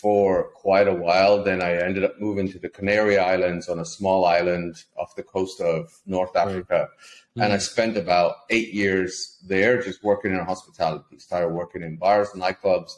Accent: Lithuania; moved away as an adult; also born or lived in Ireland; I'm from a small country in Eastern Europe, Lithuania

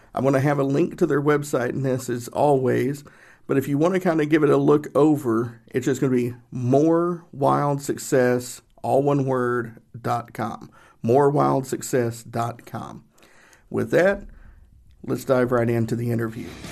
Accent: Northeast Tennessee, United States; I grew up in Northeast Tennessee. I grew up in the Appalachian Mountains.

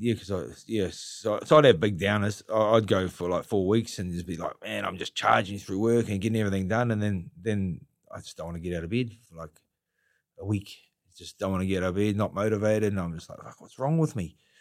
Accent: Gisborne, New Zealand; now in Auckland, New Zealand; I'm from Gisborne

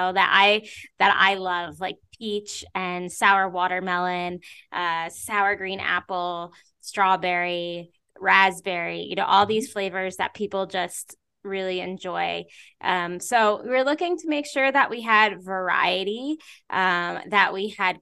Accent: New York, United States; I grew up in New York. I went to college in New York. I live in New York

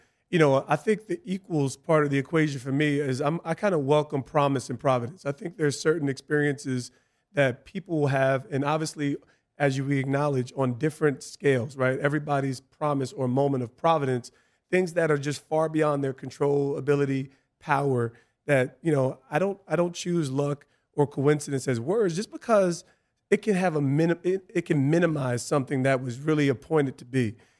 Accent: East Orange, New Jersey, United States; I came from East Orange, and a lot more gritty, a lot more, urban.

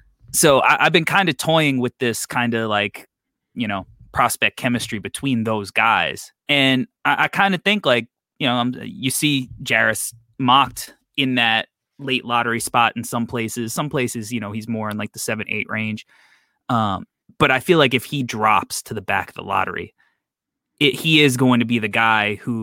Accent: New York, United States; I'm from New York.

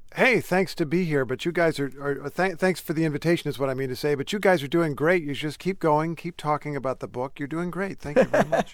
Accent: Indiana, United States; I grew up in Indiana

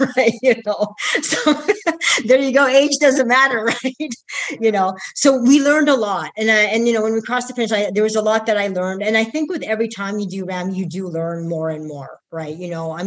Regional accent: Canada; I come from Canada

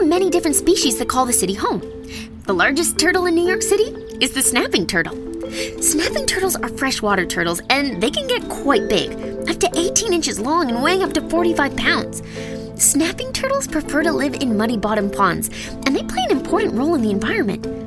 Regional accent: Toronto, Ontario, Canada; my hometown, Toronto

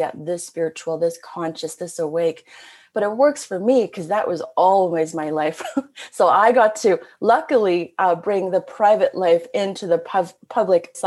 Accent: Canada; I'm a Canadian. I've always been very international

